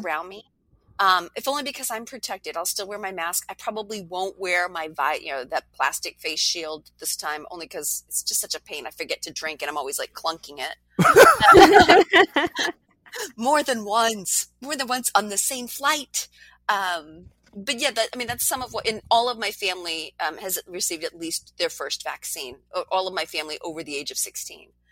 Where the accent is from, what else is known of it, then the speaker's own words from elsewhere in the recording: New Hampshire, United States; moved away; my home state of New Hampshire